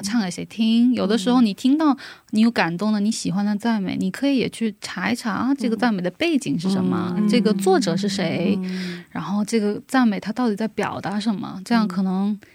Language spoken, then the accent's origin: Chinese; China; moved away as an adult; also born or lived in South Korea; 我是中国人